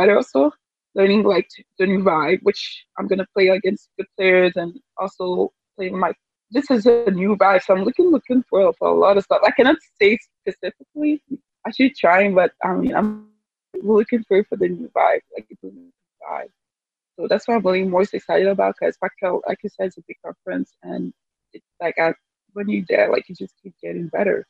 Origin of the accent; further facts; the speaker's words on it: Canada; I'm from Canada